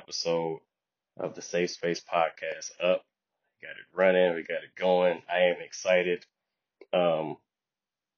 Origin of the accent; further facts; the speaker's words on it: Detroit, Michigan, United States; also born or lived in the South; I spent the majority of my childhood in Detroit, Michigan